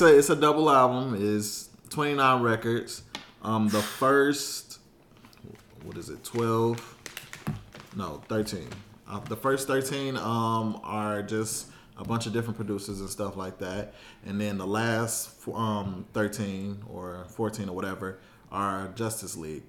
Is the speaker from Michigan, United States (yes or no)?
yes; Detroit, Michigan, United States; us growing up in Detroit